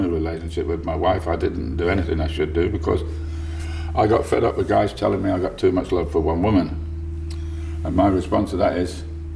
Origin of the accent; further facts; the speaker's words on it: United States; now in United Kingdom; I'm American